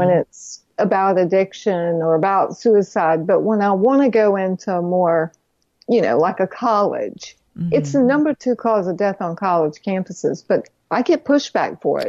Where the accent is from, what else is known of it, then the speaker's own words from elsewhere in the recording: Fayetteville, North Carolina, United States; accent: North Carolina; moved away; I'm originally from Fayetteville, North Carolina